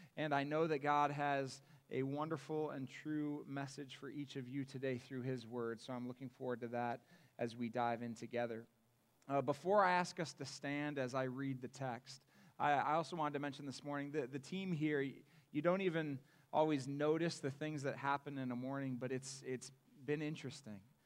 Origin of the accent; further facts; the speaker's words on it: Akron, Ohio, United States; moved away as an adult; also born or lived in Cedarville, Ohio; I was born and raised in Akron, Ohio